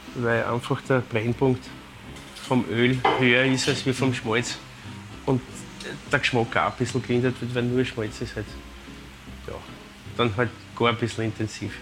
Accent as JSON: {"language": "German", "region": "Vienna", "country": "Austria", "said": "bei uns in Wien"}